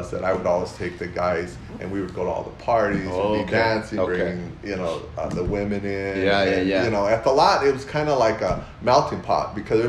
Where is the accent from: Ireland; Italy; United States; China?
United States; South El Monte, California; I grew up in South El Monte, so I knew all the guys, I knew the barrio